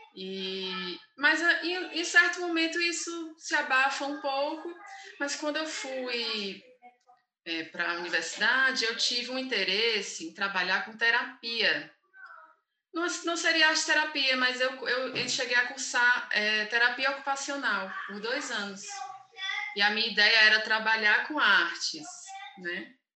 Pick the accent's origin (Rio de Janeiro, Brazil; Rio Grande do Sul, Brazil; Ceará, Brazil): Ceará, Brazil; Fortaleza; moved away as an adult; also born or lived in São Paulo; sou de Fortaleza